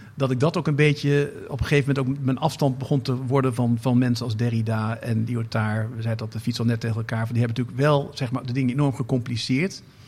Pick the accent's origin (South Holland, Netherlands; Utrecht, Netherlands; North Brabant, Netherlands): North Brabant, Netherlands; now in Amsterdam, Netherlands; ik kwam ook uit Brabant